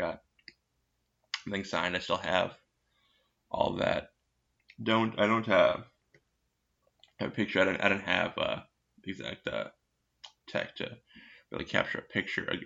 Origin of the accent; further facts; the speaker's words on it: Minnesota, United States; I'm from Minnesota.